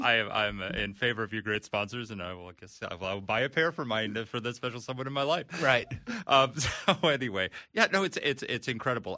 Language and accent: English; New York, United States; moved away; I'm I'm from New York. I grew up here. I grew up here in the '80s